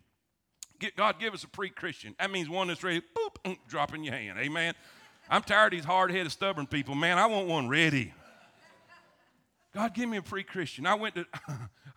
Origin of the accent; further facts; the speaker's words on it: South Florida, United States; now in Alabama, United States; I grew up in South Florida